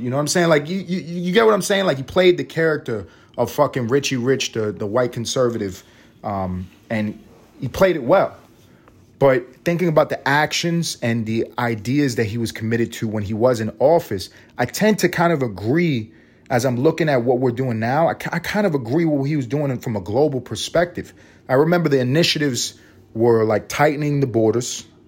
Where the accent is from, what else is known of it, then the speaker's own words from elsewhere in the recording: New York City, New York, United States; I grew up in the East Side, East Harlem, one hundred ninth and third Avenue